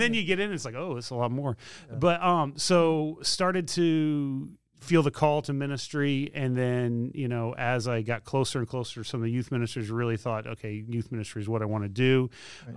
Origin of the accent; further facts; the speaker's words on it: Spring Hill, Tennessee, United States; I grew up in Spring Hill, Tennessee